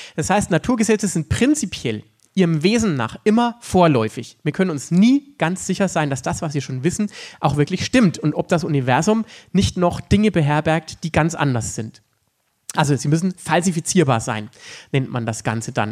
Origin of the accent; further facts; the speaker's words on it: Upper Franconia, Bavaria, Germany; in Oberfranken, da wo ich herkomme